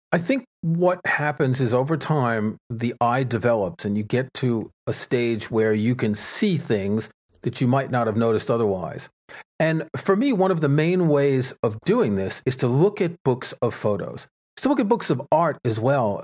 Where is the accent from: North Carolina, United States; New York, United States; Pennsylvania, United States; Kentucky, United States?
New York, United States; New York City; I grew up in New York City